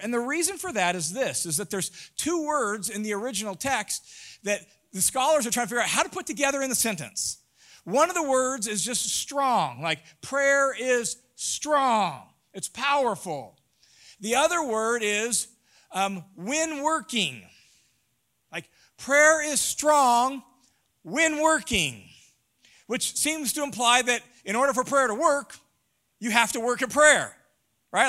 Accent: Tacoma, Washington, United States; I grew up in Tacoma, Washington. Rains a lot

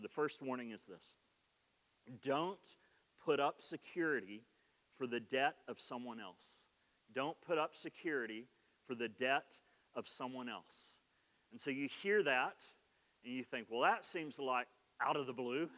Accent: Oklahoma, United States; accent: Oklahoma; my Oklahoma accent

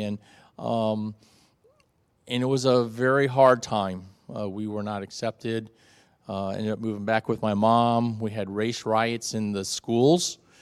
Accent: South Florida, United States; moved away; in my first twelve years of my life, I had the classic American life, uh, growing up in South Florida

